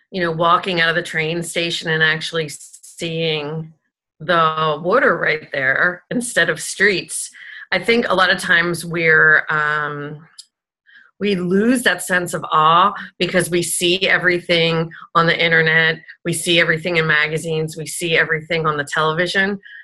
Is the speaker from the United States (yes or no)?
no; Italy; So I was on that trip with my ex-husband, and I'm Italian, and I'm from Italy, so it was a really special experience.